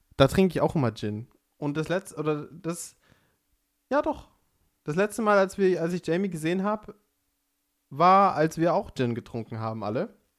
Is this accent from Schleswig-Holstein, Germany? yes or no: no; Pfaffenhofen an der Ilm, Bavaria, Germany; Ich komme aus Pfaffenhofen an der Ilm